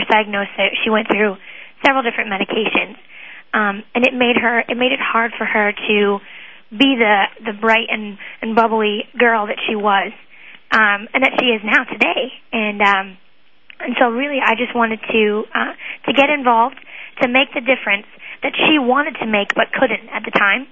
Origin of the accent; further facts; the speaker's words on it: West Chester, Ohio, United States; also born or lived in Lexington, Kentucky; I'm from Westchester, Ohio, and I am in the process of transferring to Ohio State University, and I was originally born in Lexington, Kentucky